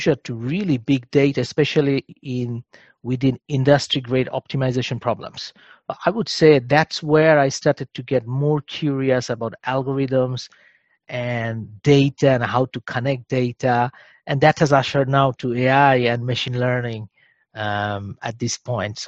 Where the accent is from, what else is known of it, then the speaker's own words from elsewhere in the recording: Bangladesh; moved away as an adult; also born or lived in Germany; I'm originally from Bangladesh